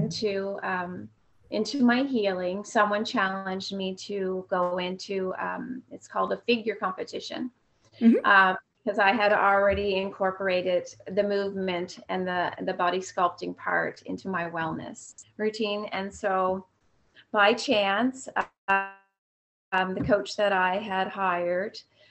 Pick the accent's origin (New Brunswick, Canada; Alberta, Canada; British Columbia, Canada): New Brunswick, Canada; Fredericton; my hometown where I was born all those years ago in Fredericton, New Brunswick.